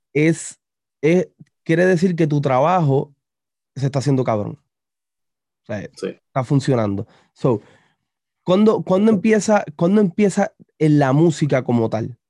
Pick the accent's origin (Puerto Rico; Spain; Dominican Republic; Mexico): Puerto Rico; the south of Puerto Rico; yo soy, yo soy del sur, yo no soy de, la metro